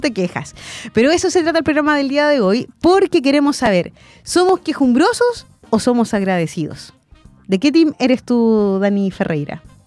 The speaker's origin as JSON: {"language": "Spanish", "country": "Chile", "said": "somos los chilenos"}